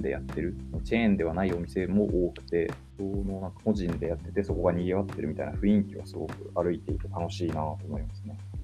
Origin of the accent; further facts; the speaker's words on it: Hokkaido, Japan; moved away as an adult; also born or lived in Sapporo; now in Nakano, Japan; どさんこエンジニア